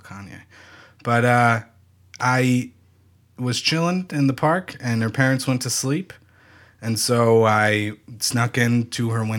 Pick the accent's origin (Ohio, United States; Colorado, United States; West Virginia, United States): Ohio, United States; Wyoming; Sorry, I'm from Wyoming, Ohio, not Wyoming, the state. Wyoming, Ohio is in America.